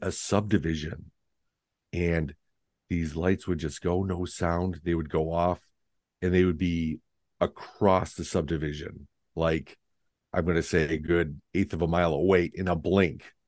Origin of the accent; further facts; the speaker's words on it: Lindenhurst, Illinois, United States; now in Wisconsin, United States; my hometown in Lindenhurst, Illinois